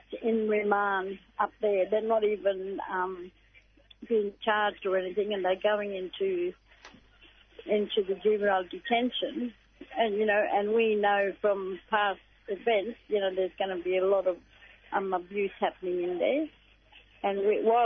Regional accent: Alice Springs, Northern Territory, Australia; We came from Alice Springs.

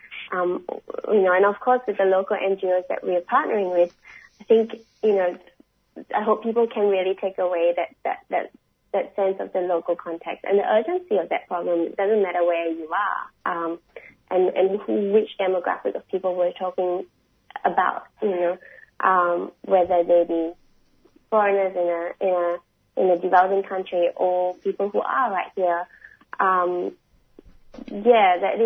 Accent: Singapore; now in Australia; I'm from Singapore originally. I hold a Singapore passport.

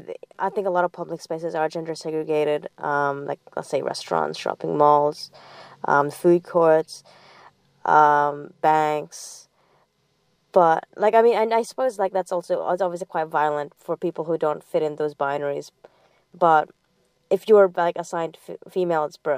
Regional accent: Saudi Arabia; moved away; I grew up in Saudi Arabia as well

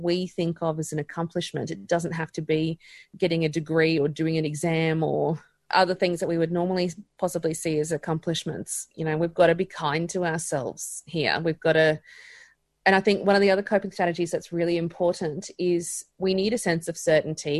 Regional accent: Queensland, Australia; I'm a Queenslander

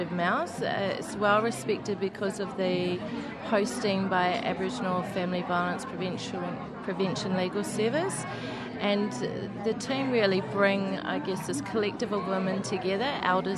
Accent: New Zealand; now in Australia; as you can tell by my accent, I am from New Zealand

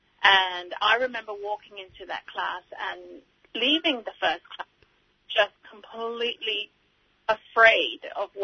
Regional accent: Singapore; moved away; Growing up in Singapore and being a student of English literature and linguistics

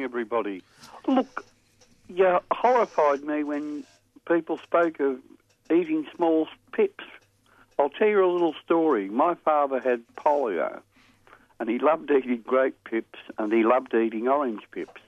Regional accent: Thornbury, Victoria, Australia; where I grew up in Thornbury

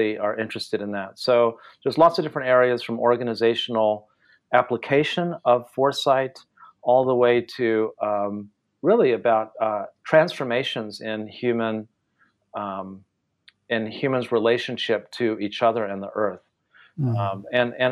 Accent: California, United States; first language Spanish; English is a second language; moved away as an adult; also born or lived in Japan / Taiwan; Growing up in California in the 1970s

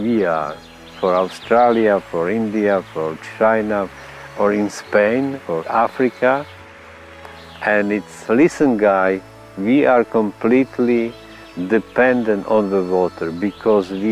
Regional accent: Slovakia; English is a second language

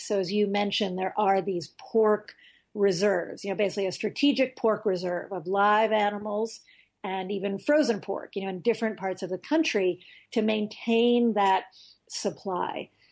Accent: United States; as an American

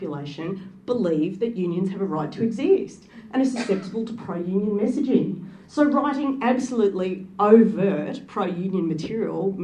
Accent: Australia; also born or lived in Wollongong, Australia / England; To all of those people in another country, I was just Australian

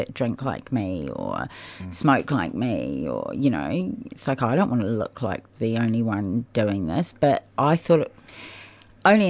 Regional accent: New Zealand; moved away as an adult; now in Australia; I'm from New Zealand

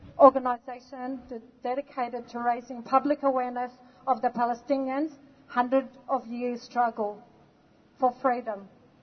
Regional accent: Australia; also born or lived in Lebanon; I was born in Lebanon and I lived my life in Australia.

